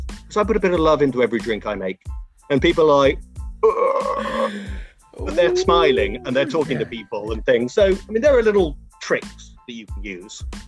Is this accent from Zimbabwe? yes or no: no; England, United Kingdom; accent: English; moved away as an adult; now in United States; I'm English and the accent allows me to get away with a lot of things